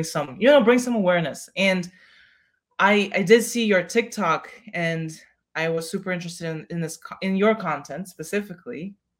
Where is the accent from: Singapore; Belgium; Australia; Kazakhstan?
Kazakhstan; first language Russian; English is a second language; now in United States